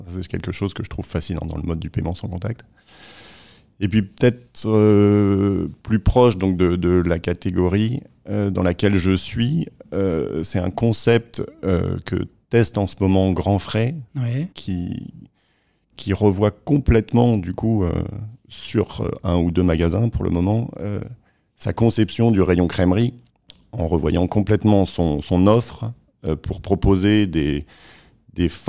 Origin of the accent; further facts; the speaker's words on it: Caen, Normandy, France; also born or lived in Lille; géographiquement, je suis originaire du nord de la France, de Lille. Mais après, j'ai pas mal euh, bourlingué, euh, grandi à Caen, étudié à Nantes, commencé à travailler à Paris.